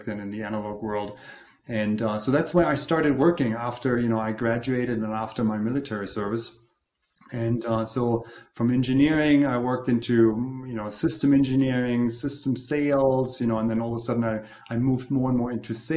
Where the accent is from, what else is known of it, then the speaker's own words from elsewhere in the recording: Germany; moved away as an adult; also born or lived in Munich / Los Angeles; now in Colorado, United States; I grew up in Germany